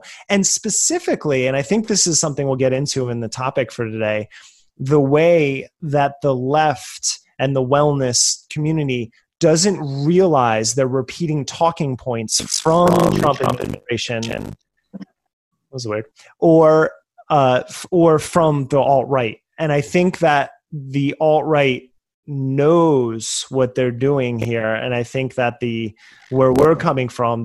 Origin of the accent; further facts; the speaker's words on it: United States; growing up in America